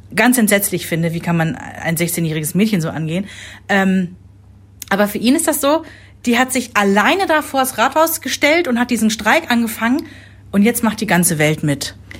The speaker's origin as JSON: {"language": "German", "country": "Germany", "tie": "born or raised there", "said": "ist seit über zehn Jahren Bürgermeister in meiner Heimatstadt"}